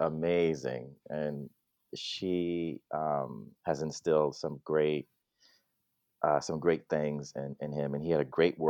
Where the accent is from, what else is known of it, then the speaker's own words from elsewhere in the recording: Long Island, New York, United States; also born or lived in Brooklyn, New York; the family moved out to Long Island, which is where they are still. And that's where I grew up mostly